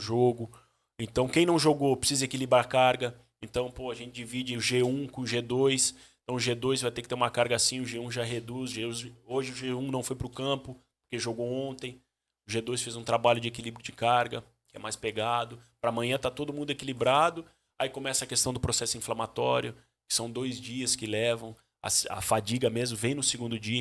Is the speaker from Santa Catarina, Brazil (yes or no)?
yes; Joinville, Santa Catarina, Brazil; also born or lived in Jaraguá do Sul / Barra Velha / Sombrio; eu nasci em Joinville